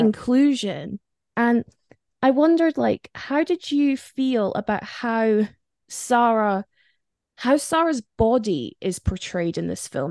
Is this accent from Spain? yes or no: yes; Spain; moved away; I grew up in Spain